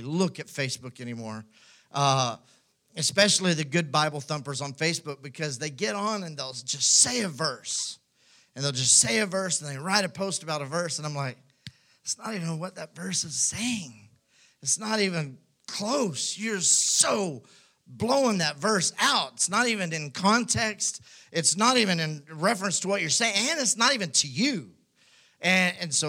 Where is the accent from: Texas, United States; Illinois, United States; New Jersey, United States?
Texas, United States; West; now in Houston, United States; I grew up in West Texas